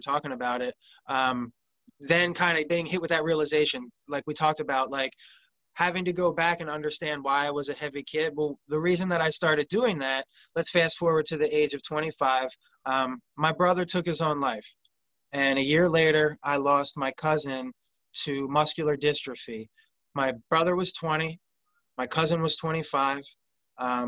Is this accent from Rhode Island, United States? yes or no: no; suburbs of Philadelphia, Montgomery County, southeastern Pennsylvania, United States; I grew up in Pennsylvania, southeastern Pennsylvania, right in the suburbs of Philadelphia, Montgomery County